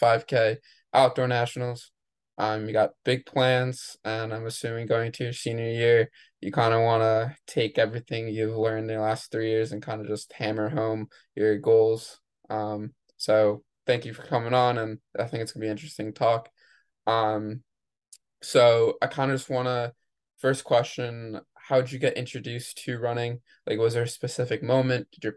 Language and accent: English; Maine, United States; moved away as an adult; now in New Jersey, United States; I'm from Maine